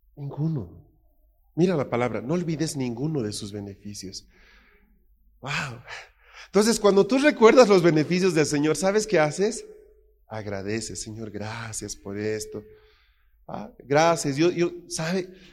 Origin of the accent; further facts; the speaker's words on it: Bolivia; moved away; also born or lived in Spain; en mi país